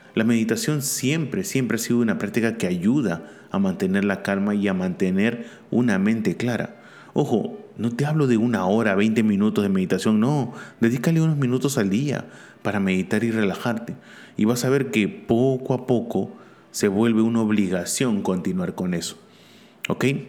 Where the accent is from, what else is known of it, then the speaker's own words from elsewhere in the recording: Peru; also born or lived in Barcelona; aquí en mi país